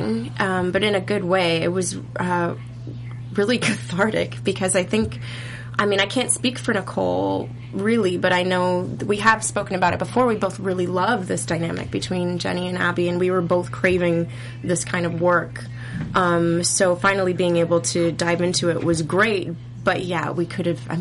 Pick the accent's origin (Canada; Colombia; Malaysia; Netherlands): Canada; also born or lived in Toronto; I'm Canadian